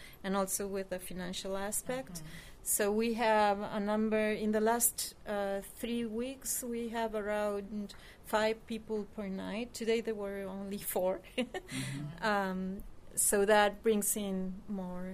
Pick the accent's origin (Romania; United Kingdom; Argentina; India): Argentina; now in United States